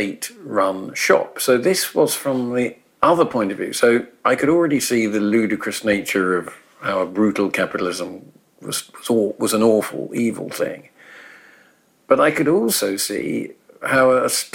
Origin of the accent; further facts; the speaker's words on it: England, United Kingdom; as I was growing up in England, you know, or Britain